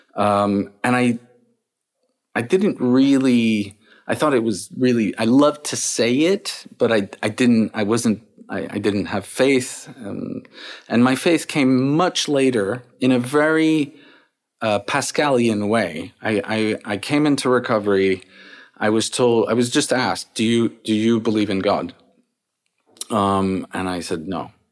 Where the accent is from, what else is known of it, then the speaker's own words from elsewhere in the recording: Paris, Île-de-France, France; I was born and raised in Paris